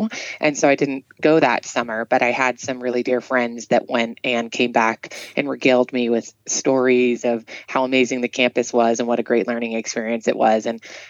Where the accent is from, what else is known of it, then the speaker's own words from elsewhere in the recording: Oakland Park, Florida, United States; I grew up in South Florida. I'm the youngest of four children, and I went to public high school in this small little community called Oakland Park, Florida